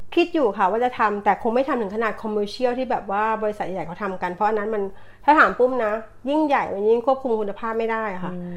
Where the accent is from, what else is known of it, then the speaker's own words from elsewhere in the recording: Bangkok, Thailand; moved away as an adult; now in Brisbane, Australia; เป็นคนกรุงเทพค่ะ